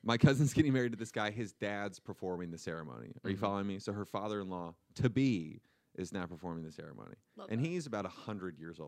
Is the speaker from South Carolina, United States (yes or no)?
no; Indiana, United States; We're both from Indiana.